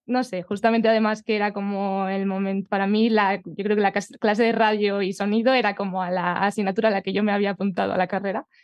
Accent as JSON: {"language": "Spanish", "town": "Collado Villalba", "region": "Community of Madrid", "country": "Spain"}